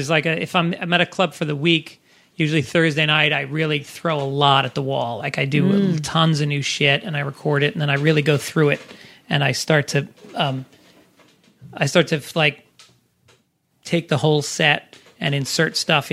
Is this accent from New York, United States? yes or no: yes; Tarrytown, New York, United States; the town I grew up in Tarrytown, New York